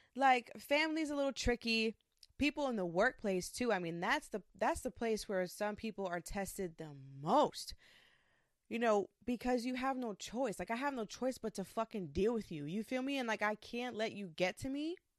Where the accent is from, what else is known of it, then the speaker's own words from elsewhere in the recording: New York, United States; I am from New York. I'm a Puerto Rican woman.